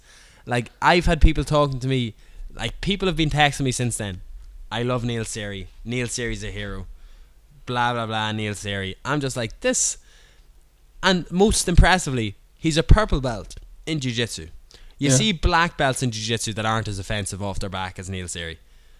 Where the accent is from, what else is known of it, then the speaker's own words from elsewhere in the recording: Leinster, Ireland; So I am from Leinster as well.